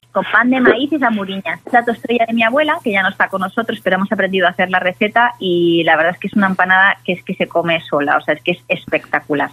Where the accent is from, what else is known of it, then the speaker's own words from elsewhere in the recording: Galicia, Spain; como buena gallega